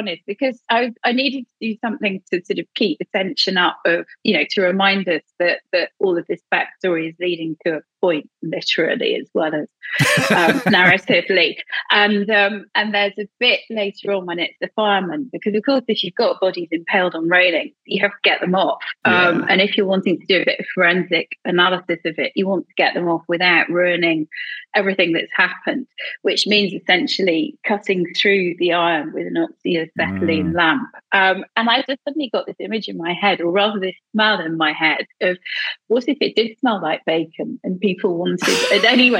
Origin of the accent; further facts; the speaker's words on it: Edinburgh, Scotland, United Kingdom; It's my hometown. I don't have the accent, but I grew up there. I was there from, you know, I was born there. I was educated there.